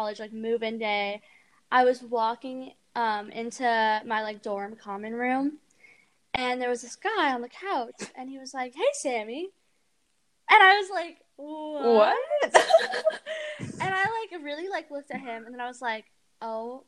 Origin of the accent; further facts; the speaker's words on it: Granite Bay, California, United States; Granite Bay is a really small town outside of Sacramento